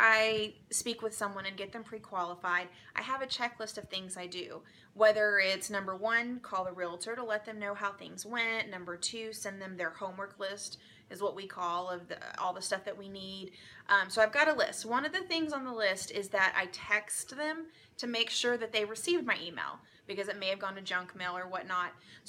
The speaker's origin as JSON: {"language": "English", "town": "Dallas", "region": "Texas", "country": "United States", "said": "I'm from Dallas, Texas."}